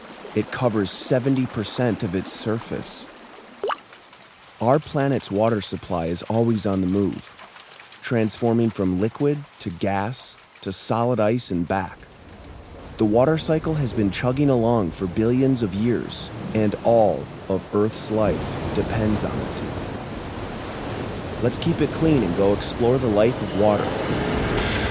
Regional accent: Onalaska, Wisconsin, United States; my hometown of Onalaska, Wisconsin

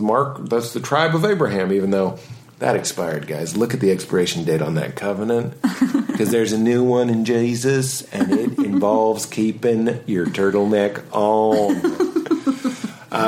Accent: United States; I enjoy being American.

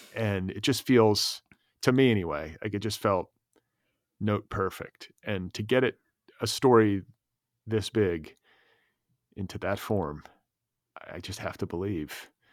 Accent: United States; as an American reader

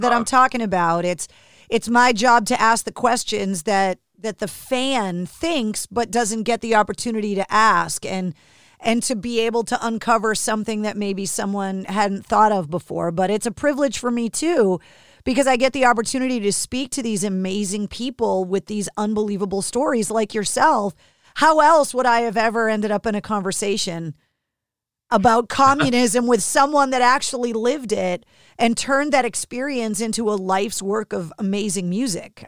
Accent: Boston, Massachusetts, United States; growing up in New England, in America

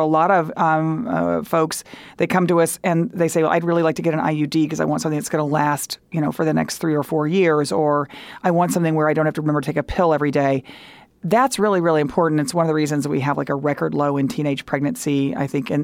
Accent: Texas, United States; moved away; I grew up in Texas

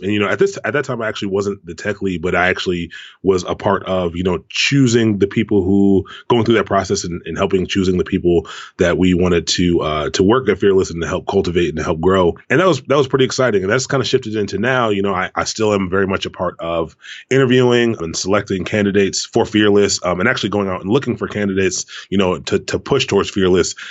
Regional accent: Prince George's County, Maryland, United States; moved away as an adult; also born or lived in Washington, D.C. area; now in Baltimore, United States; I grew up in Prince George's County

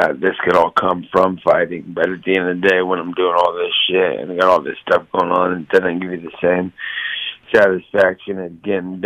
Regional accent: Stockton, California, United States; Stockton's just where I come from. It's my hometown.

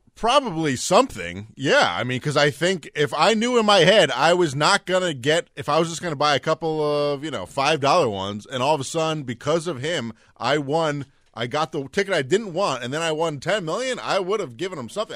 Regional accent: New Jersey, United States; I'm from Jersey

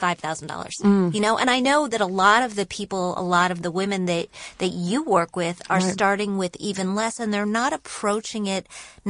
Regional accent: Michigan, United States; born there; also born or lived in Wisconsin / Indiana / West Virginia; now in New York, United States; I was born in Michigan, then I moved to Wisconsin, then Indiana, then West Virginia, then my parents moved to Illinois, but I didn't go because I was in college. And I came to New York following college.

